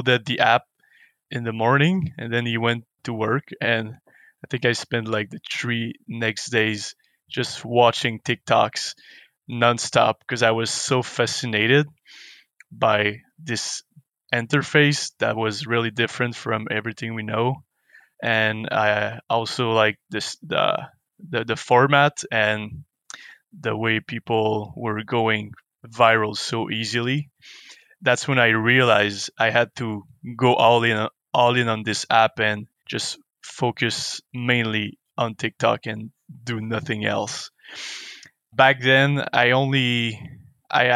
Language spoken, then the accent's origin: English; Montreal, Quebec, Canada; moved away as an adult; also born or lived in Vancouver; I'm from Montreal